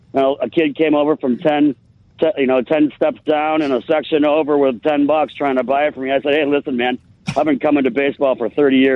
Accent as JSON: {"language": "English", "town": "Chicago", "region": "Illinois", "country": "United States", "moved": "as an adult", "lives_now": "Simi Valley, United States", "said": "I'm from Chicago. I just moved out to Simi Valley, California."}